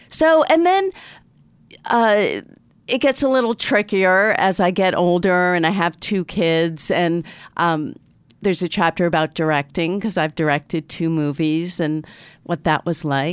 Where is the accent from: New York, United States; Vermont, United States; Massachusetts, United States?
Massachusetts, United States; Newton; I'm from Newton, Massachusetts, which is arguably the most liberal city in the most liberal state